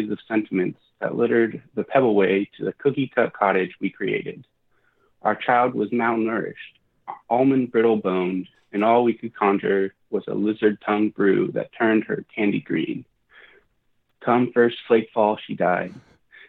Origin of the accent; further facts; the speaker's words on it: Oklahoma City, Oklahoma, United States; also born or lived in West Mansfield, Ohio; I'm from Oklahoma City